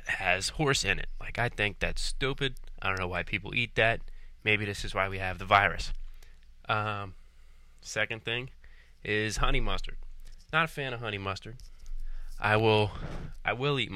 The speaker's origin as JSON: {"language": "English", "town": "Philadelphia", "region": "Pennsylvania", "country": "United States", "said": "I'm from Philadelphia, Pennsylvania"}